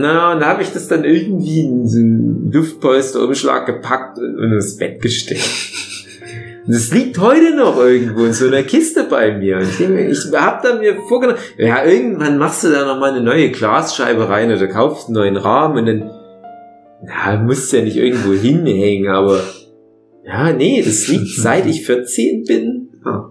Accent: East Germany, Germany; bei uns im Osten Jugendweihe

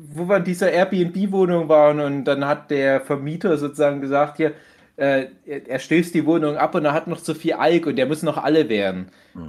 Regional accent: Dortmund area, North Rhine-Westphalia, Germany; Ich komme ja dort auch aus der Ecke.

